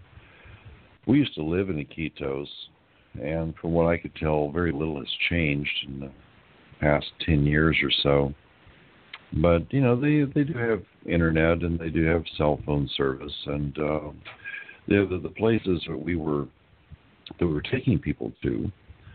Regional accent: United States; also born or lived in Lima, Peru; we're from the United States

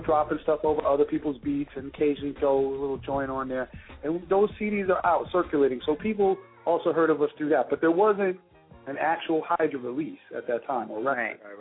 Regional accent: New York City, New York, United States; born or raised there

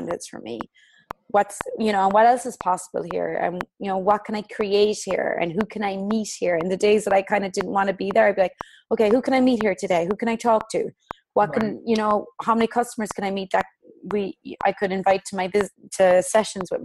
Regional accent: Ireland; I'm Irish.

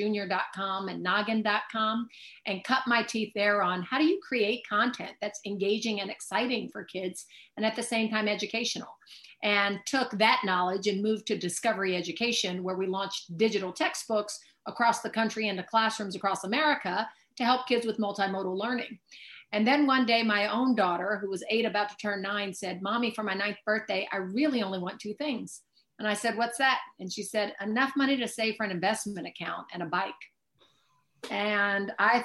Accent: Oakland, California, United States; I was born in Oakland, California, proud East Oaklandite. My mom was an elementary school teacher in the East Oakland Public Schools

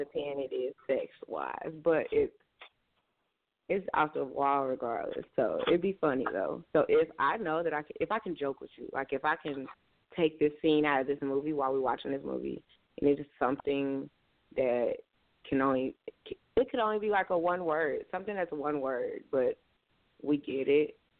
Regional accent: Tulsa, Oklahoma, United States; my hometown where I'm at now, and where I reside, the town Tulsa, Oklahoma

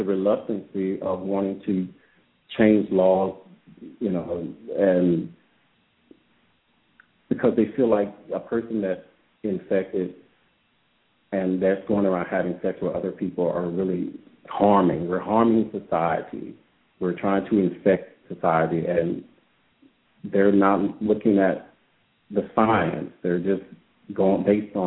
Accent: Louisiana, United States; I'm from Louisiana.

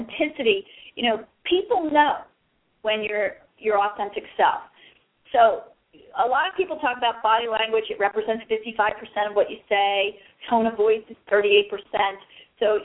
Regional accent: Philadelphia, Pennsylvania, United States; I'm from Philly

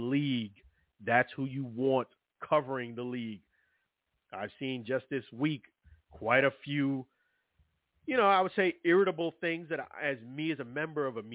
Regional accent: New York City, New York, United States; I'm from Brooklyn, New York

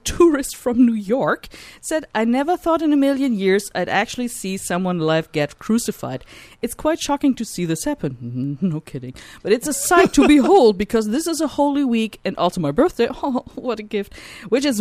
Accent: Germany; moved away; my home country

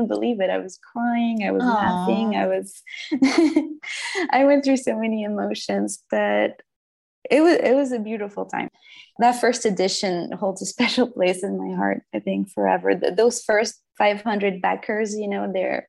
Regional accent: Brittany, France; English is a second language; moved away as an adult; also born or lived in Paris / Berlin / Joshua Tree; now in United States; I was born in Brittany, France. That's in the northwest of France. So I come from a very I grew up in a medieval town

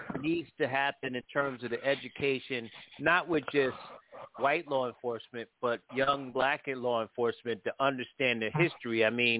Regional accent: New Haven, Connecticut, United States; I'm actually from New Haven, Connecticut, and born and raised

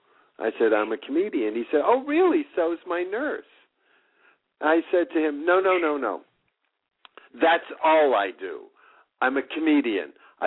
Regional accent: Boston, Massachusetts, United States; moved away as an adult; also born or lived in New York City; now in Los Angeles, United States; By the time it landed, I was in New York City because I was raised in Boston.

